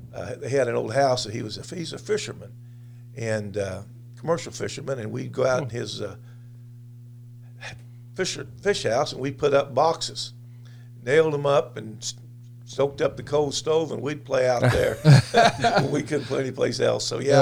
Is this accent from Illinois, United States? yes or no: yes; New Haven, Illinois, United States; And in White County. I first started school in a little town called New Haven, which is in Gallatin County. And then we moved about 2 miles, 2.5. And we lived out in the country in White County.